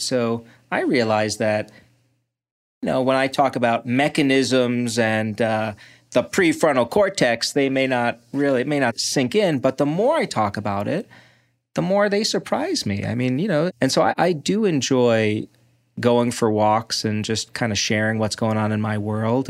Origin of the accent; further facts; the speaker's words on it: Brooklyn, New York, United States; now in Ann Arbor, United States; I grew up in Brooklyn